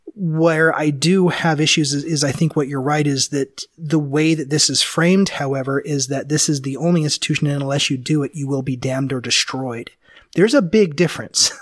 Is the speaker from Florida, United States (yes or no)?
no; Memphis, Tennessee, United States; moved away; I lived back east and, and I grew up in Memphis